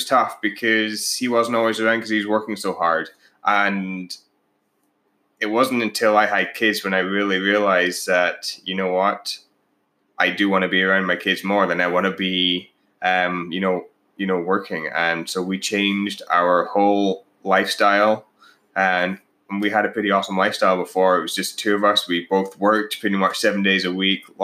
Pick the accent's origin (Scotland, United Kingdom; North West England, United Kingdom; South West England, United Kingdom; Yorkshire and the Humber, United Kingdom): Scotland, United Kingdom; moved away as an adult; now in Canada; I'm actually from Scotland originally. We both now live in Canada.